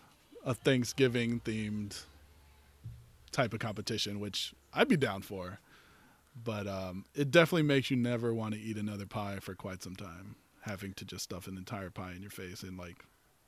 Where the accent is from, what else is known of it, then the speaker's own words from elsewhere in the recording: Texas, United States; now in Los Angeles, United States; I'm from Texas.